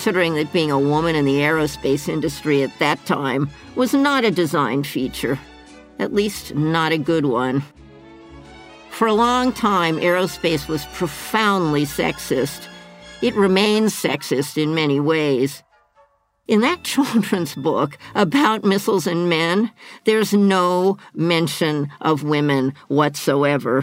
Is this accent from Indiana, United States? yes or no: no; Southern California, United States; a little girl growing up in Southern California